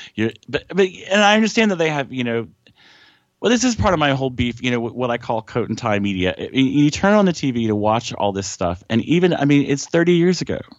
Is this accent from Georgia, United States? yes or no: yes; South Georgia, United States; I grew up in South South Georgia